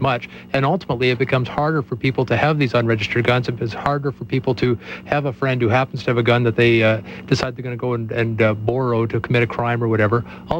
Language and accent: English; Canada; my rights as a Canadian